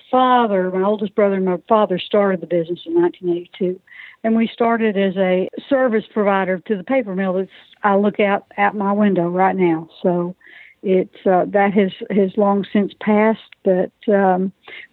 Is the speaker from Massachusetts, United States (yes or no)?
no; South Georgia, United States; now in Pine Bluff, United States; I'm from South Georgia originally